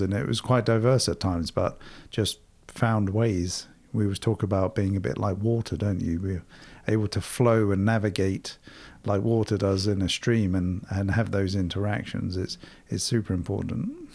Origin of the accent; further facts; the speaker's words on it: England, United Kingdom; moved away as an adult; also born or lived in London; now in United States; growing up in Europe, myself in England